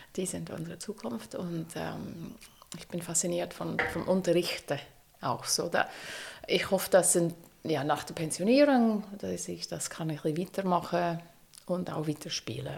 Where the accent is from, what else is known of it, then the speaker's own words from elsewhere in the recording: United States; German is a second language; moved away as an adult; now in Zürich, Switzerland; ich bin auf dem Land aufgewachsen, also wirklich in Amerika, äh, mitten im Nix